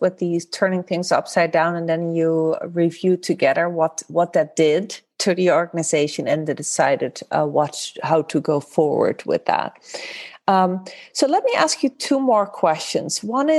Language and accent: English; Netherlands; moved away; So whether that is Dutch culture, I'm from the Netherlands originally